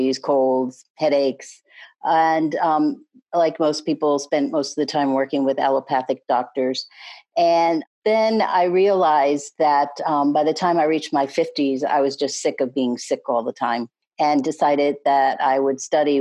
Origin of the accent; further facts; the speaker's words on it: New England, United States; moved away as an adult; now in Annapolis, United States; I'm originally from New England, but I've lived in Annapolis, Maryland for the last 19 years.